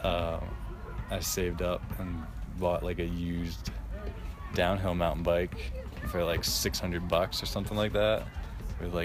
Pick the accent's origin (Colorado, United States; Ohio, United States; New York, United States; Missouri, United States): New York, United States; I grew up near in New York